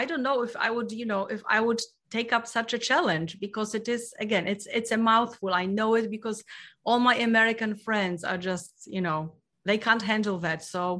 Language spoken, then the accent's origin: English; Poland; I am from Poland, so this is a Polish sentence.